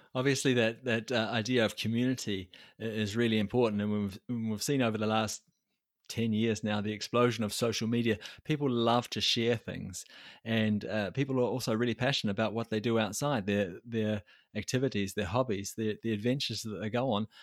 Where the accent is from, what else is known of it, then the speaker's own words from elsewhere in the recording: New Zealand; I come from New Zealand